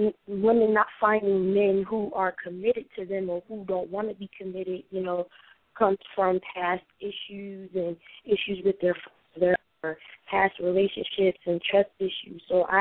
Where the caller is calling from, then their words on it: Connecticut, United States; I'm calling from Connecticut.